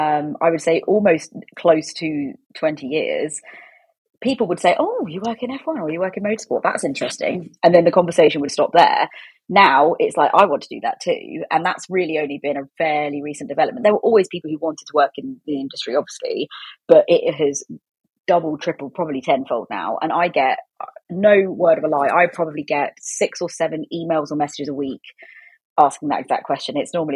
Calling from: South East England, United Kingdom; In rural Oxfordshire.

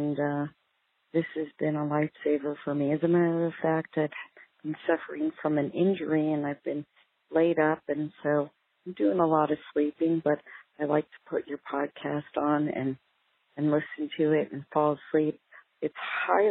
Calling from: Tucson, Arizona, United States; I'm calling from Tucson, Arizona

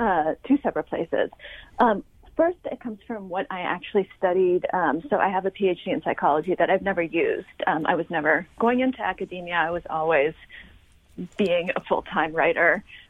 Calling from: New York, United States; I'm coming in from New York, which you will probably be able to tell at some point during the conversation, because I'm assuming we'll hear some sirens at some point.

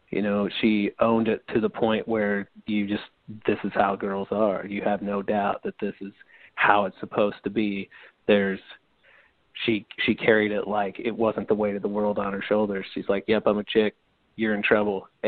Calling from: St. Louis, Missouri, United States; Hey, man, it's … from St. Louis, Missouri.

